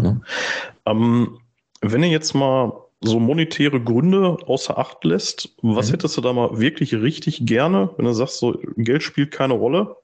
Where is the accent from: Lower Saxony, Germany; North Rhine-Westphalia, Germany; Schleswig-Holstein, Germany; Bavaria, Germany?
North Rhine-Westphalia, Germany; Gladbeck; moved away; also born or lived in Gelsenkirchen; ich komme halt ursprünglich aus Gladbeck